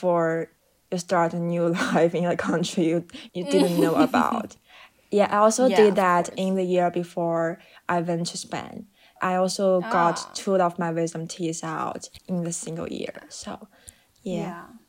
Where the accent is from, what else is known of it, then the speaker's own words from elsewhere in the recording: Heilongjiang, China; moved away; I'm currently staying in my hometown, and my hometown is in the northmost province of China.